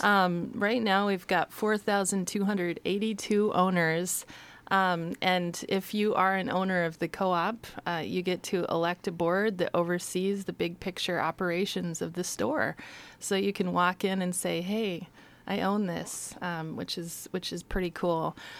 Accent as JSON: {"language": "English", "town": "Astoria", "region": "Oregon", "country": "United States", "tie": "born or raised there", "said": "I grew up in Astoria."}